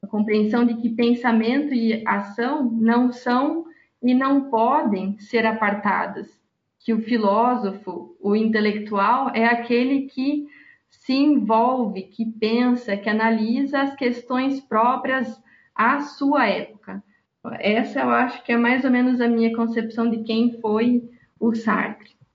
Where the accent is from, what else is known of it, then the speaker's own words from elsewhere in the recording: Brazil; minha realidade como brasileira, pobre, trabalhadora